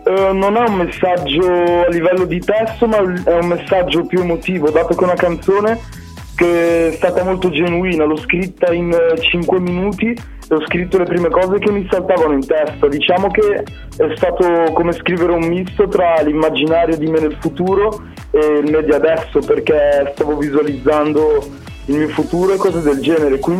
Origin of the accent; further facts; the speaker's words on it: Tunisia; now in Cremona, Italy; io sono tunisino, sono nato lì e sono in Italia dal 2001.